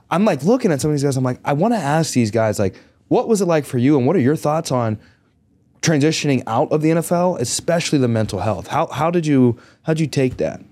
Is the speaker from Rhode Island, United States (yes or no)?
no; Greensburg, Pennsylvania, United States; I grew up in Greensburg, Pennsylvania.